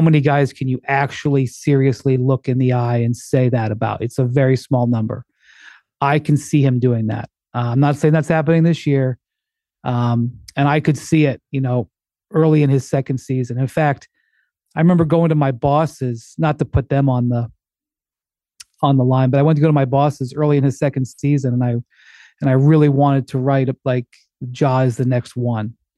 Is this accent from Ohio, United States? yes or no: yes; Akron, Ohio, United States; I'm fully from Akron